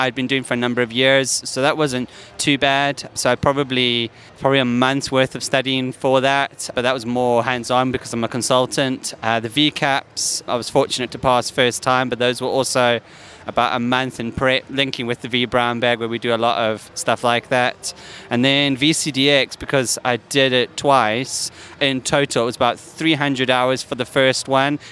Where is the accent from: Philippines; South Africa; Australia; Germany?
South Africa; now in England, United Kingdom; I do live in England, but I'm originally from South Africa